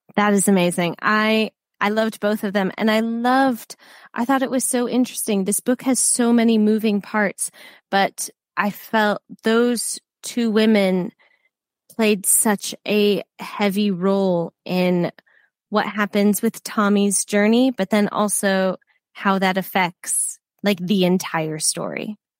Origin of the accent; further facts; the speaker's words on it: United States; now in United Kingdom; I'm from the States and I live in the UK now